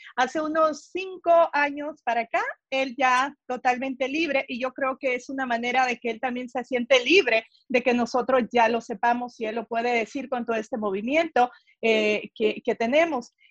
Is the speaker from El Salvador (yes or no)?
yes; El Salvador; now in Los Angeles, United States; yo soy del Salvador